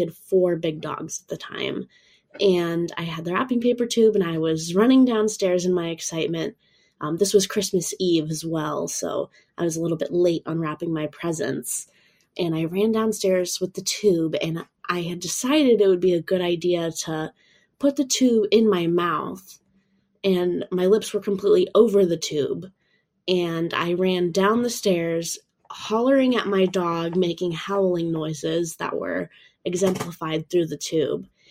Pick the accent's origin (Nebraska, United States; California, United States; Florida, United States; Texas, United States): Florida, United States; I'm from Florida over in the States